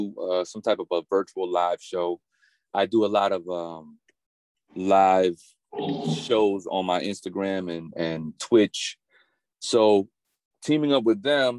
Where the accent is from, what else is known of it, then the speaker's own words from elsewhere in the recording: Fayetteville, North Carolina, United States; We from Fayetteville